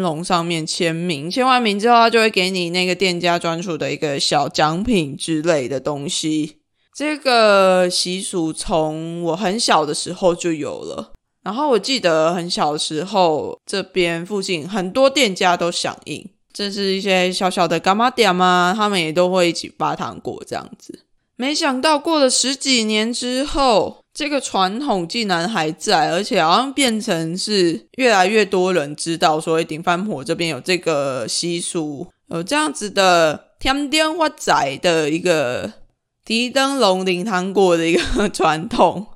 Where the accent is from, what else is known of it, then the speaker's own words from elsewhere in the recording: Lukang, Changhua County, Taiwan; 我们家就顶饭婆这边，每一年元宵节的时候啊，我们都会有很多人提着灯笼上街